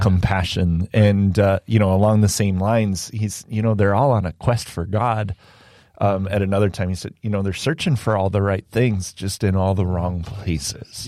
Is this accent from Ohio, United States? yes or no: no; Indiana, United States; I grew up in Indiana